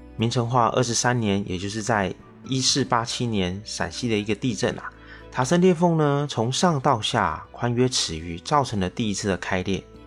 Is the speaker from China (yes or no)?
no; Taiwan; 我是一位来自台湾省的小哥哥